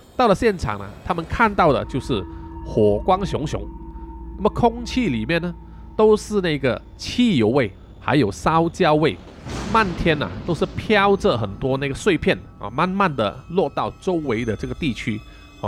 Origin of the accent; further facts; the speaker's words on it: Malaysia; 我们马来西亚人